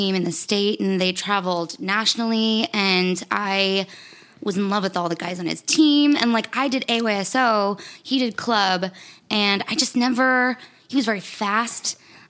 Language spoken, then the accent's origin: English; Albuquerque, New Mexico, United States; moved away as an adult; also born or lived in Northwestern (Illinois); I grew up in Albuquerque, New Mexico.